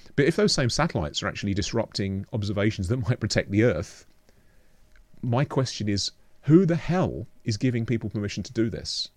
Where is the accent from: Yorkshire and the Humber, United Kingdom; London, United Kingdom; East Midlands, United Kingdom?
London, United Kingdom; moved away as an adult; also born or lived in Oxford, United Kingdom; now in Portobello, New Zealand; I grew up in London